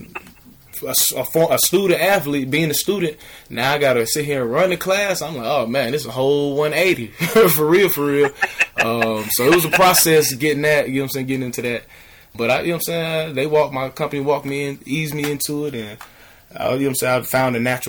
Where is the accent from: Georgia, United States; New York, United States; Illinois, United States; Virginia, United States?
Georgia, United States; Atlanta; I'm from Atlanta